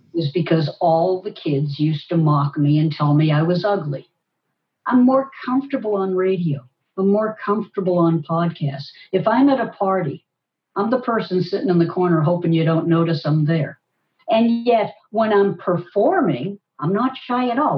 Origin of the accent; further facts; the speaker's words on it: Boston, Massachusetts, United States; Boston, my hometown